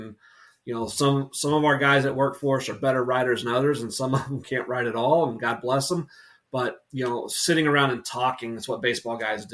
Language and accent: English; Atlanta, Georgia, United States; now in North Carolina, United States; I grew up in Atlanta before moving to North Carolina